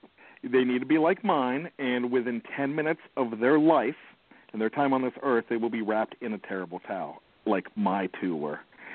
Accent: Pennsylvania, United States; now in Maryland, United States; growing up in Pennsylvania

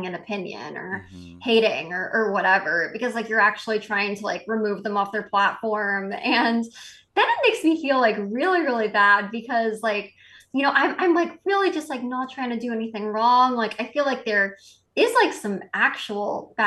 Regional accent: Massachusetts, United States; We grew up in Massachusetts

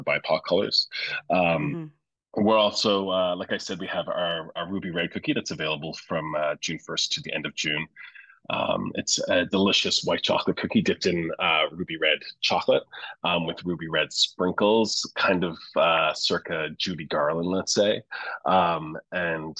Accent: St. John's, Newfoundland and Labrador, Canada; now in Toronto, Canada; my home's in Newfoundland. I'm from St. John's

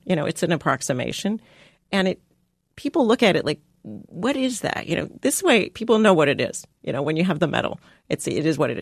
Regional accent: San Diego, California, United States; I grew up in San Diego

